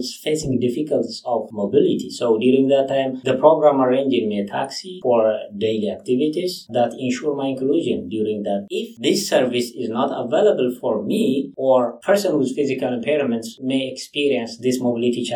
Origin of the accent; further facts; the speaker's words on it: Ethiopia; moved away as an adult; now in Canada; I came from Ethiopia